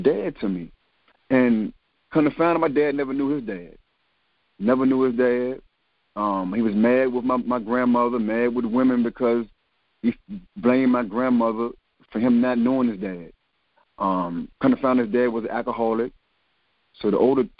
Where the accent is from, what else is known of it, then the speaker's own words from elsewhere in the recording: Richmond, Virginia, United States; I'm born and raised in Richmond, Virginia, in Churchill